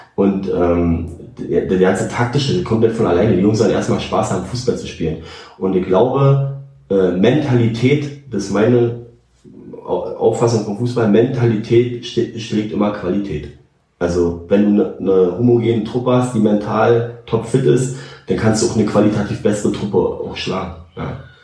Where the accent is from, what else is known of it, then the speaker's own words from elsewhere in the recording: Northern Germany, Germany; ich bin Strandkind, ich komme von da oben, also Küsse.